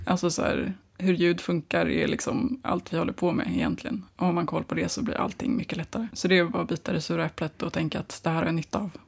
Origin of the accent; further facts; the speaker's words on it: Nacka, Stockholm County, Sweden; also born or lived in Glasgow; jag är uppväxt eh, i Nacka utanför Stockholm